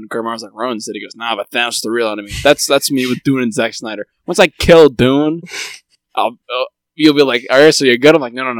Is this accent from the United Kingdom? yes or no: no; India; I'm from India, so really, probably more accurate would be like maybe